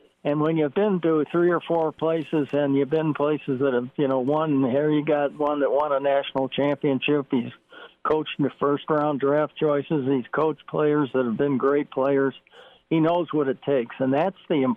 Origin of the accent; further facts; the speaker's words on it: Chicago, Illinois, United States; I grew up in Chicago